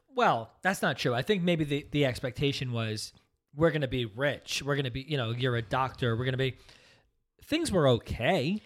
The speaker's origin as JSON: {"language": "English", "region": "New Jersey", "country": "United States", "tie": "born or raised there", "also_born_or_lived": "Brooklyn, New York", "said": "we're all from Brooklyn. I was the last, but we moved out here when I was just six months old, so out to New Jersey."}